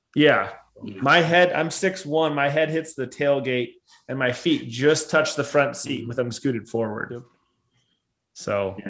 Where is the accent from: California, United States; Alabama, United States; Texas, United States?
California, United States; Southern; I grew up in Southern California